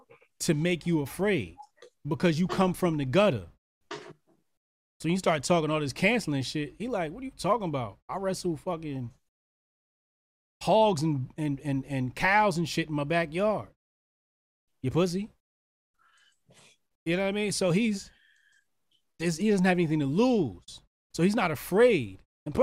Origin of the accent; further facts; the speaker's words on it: Arkansas, United States; I'm from Arkansas. Ain't no Ukrainians never called me cracker.